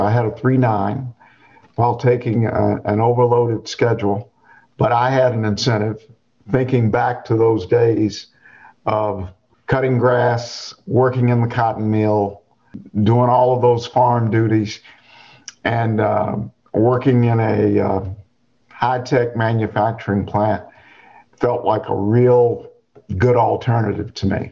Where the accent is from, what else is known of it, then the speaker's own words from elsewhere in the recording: Charlotte, North Carolina, United States; now in Chapel Hill, United States; I grew up outside of Charlotte, North Carolina, one of nine children, grew up on the farm